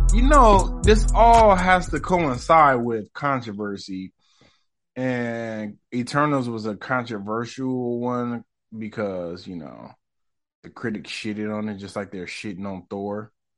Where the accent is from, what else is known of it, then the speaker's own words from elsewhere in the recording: United States; I'm so American.